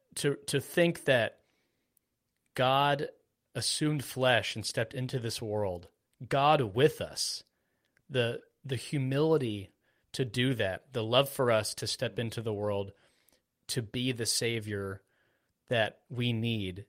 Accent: Florida, United States; I was born in Florida

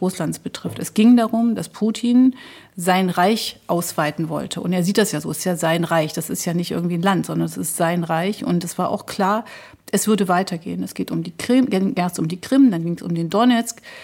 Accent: East Germany, Germany; als Ostdeutsche und als Osteuropäer

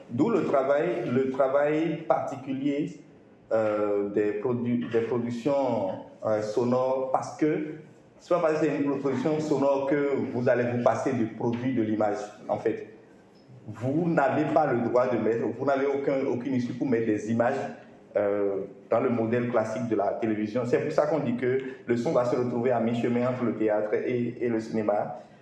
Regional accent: Benin; je suis béninois

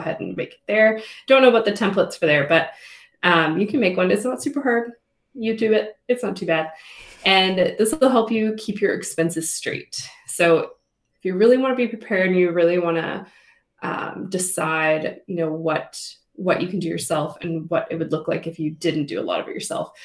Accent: Canada; We love being Canadian.

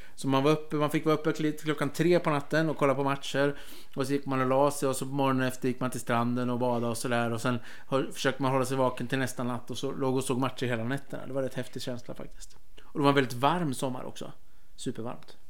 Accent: Örebro, Örebro County, Sweden; jag är ju örebroare

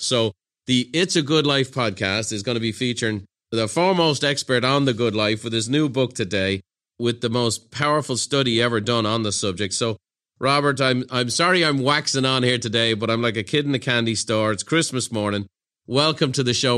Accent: Ireland; moved away as an adult; now in San Diego, United States; growing up in Ireland in the nineteen eighties

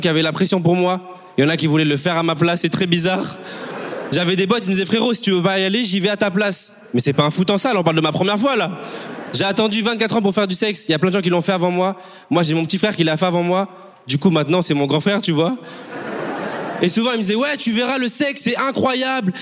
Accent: Bordeaux, Nouvelle-Aquitaine, France; also born or lived in Congo; je viens de Bordeaux

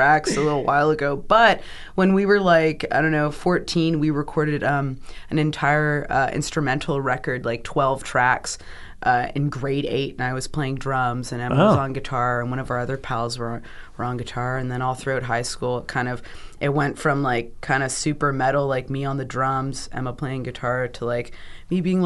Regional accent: Guelph, Ontario, Canada; Born and raised. Our family's been here for over 100 years.

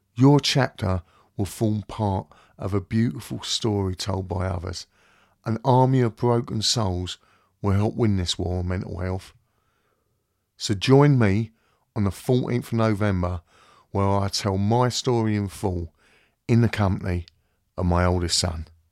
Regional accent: London, United Kingdom; now in Kent, United Kingdom; I'm originally from West London, and I'm now living in Kent with my wife and boys.

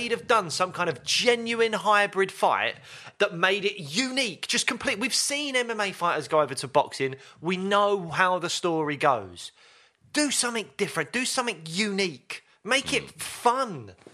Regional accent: London, United Kingdom; I grew up in Peckham

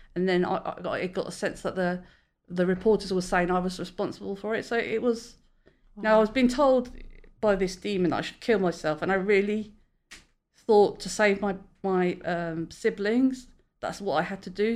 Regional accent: London, United Kingdom; now in Great Yarmouth, United Kingdom; I'm originally a Londoner, but I live in Great Yarmouth

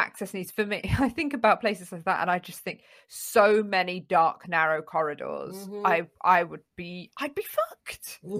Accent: London, United Kingdom; when I was growing up in North London, I went to a very, very mixed, you know, very local authority school.

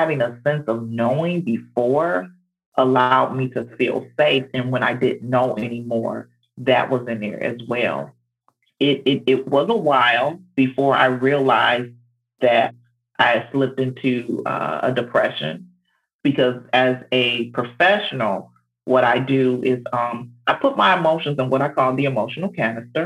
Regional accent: Detroit, Michigan, United States; now in Georgia, United States; I'm from Detroit, Michigan, and so and moved to Georgia

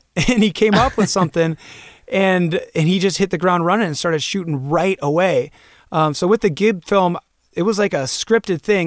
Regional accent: Santa Cruz, California, United States; moved away as an adult; now in Bend, United States; we grew up in Santa Cruz, California

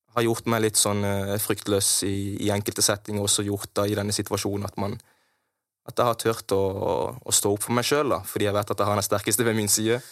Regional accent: Kristiansand, Agder, Norway; jeg vokste opp på Hellemyr

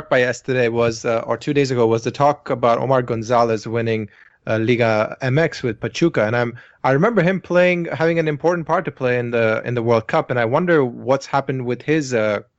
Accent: India; now in United States; I'm still I'm still Indian

